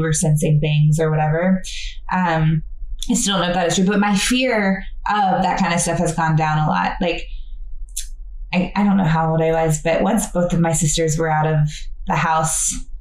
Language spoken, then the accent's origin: English; Fayetteville, Georgia, United States; I'm an occupational therapist and I'm from Fayetteville, Georgia